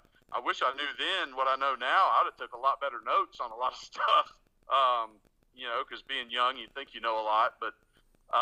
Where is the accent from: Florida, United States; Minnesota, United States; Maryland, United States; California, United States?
Florida, United States; Bonifay; also born or lived in Niceville, Florida; come back to my hometown in Bonifay, Florida